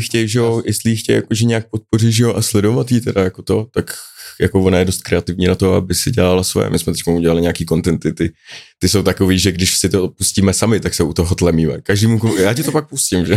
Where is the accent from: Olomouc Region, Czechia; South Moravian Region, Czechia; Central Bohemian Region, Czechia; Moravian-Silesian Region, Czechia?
Central Bohemian Region, Czechia; also born or lived in Mönchengladbach, Germany; pôvodne som sa narodil teda v Nemecku, a Menschenglebach, ale, a nejvíc som sa zdržoval v středč- českým kraji, no, prostě ve vesnicích